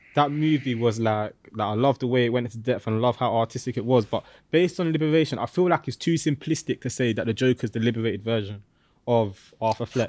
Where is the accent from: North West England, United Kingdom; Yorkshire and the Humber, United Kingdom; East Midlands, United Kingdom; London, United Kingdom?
London, United Kingdom; I'm from East London